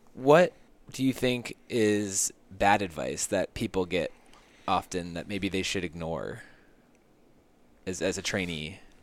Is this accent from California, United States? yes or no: yes; San Diego, California, United States; I grew up in San Diego